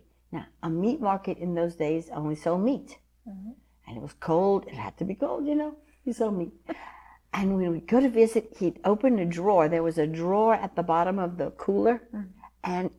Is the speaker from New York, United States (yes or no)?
no; Scott, Louisiana, United States; born or raised there